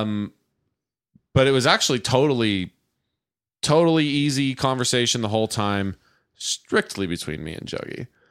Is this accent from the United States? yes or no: yes; Stockton, California, United States; Stockton, my hometown